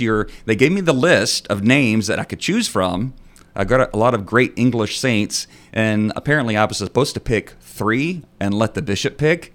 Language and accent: English; North Texas, United States; I'm from Texas